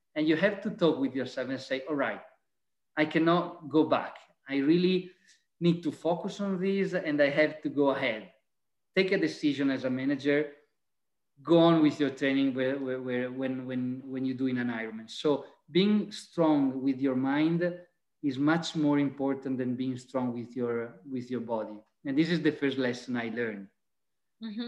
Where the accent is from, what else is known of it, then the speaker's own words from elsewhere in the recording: Venice area, Veneto, Italy; also born or lived in Vicenza; I'm Italian. I'm from the Venice area